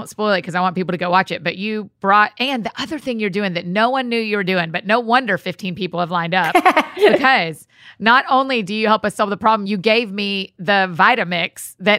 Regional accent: Marietta, Georgia, United States; now in Nashville, United States; we're going to Marietta, Georgia, my hometown.

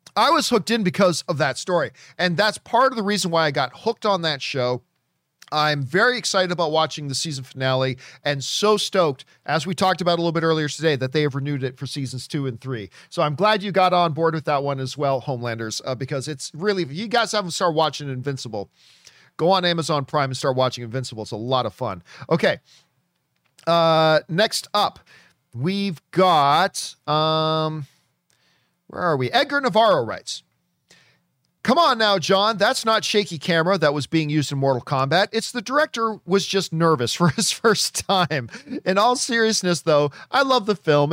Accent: Canada; now in Los Angeles, United States; As a kid growing up in Canada

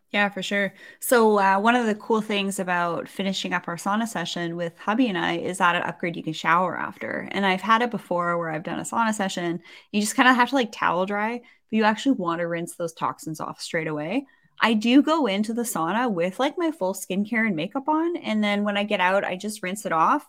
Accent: Canada; I'm a Canadian

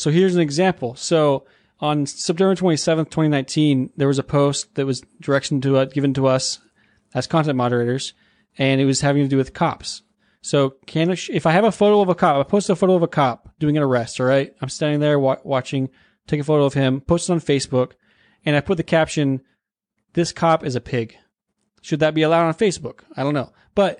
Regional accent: Alaska, United States; I'm actually from Alaska, so I take offense to that statement.

